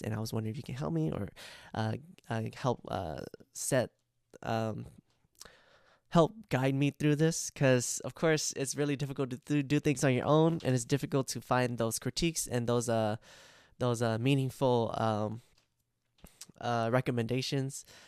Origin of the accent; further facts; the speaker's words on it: United States; I grew up in America, and I also speak a lot of Amer-, English